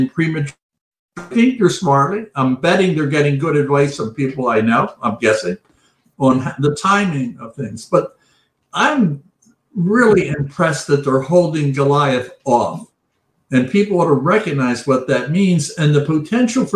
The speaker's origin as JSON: {"language": "English", "country": "United States"}